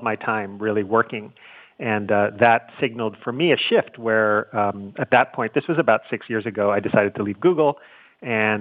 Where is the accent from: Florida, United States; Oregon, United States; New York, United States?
New York, United States; New York City; I grew up in Manhattan in New York City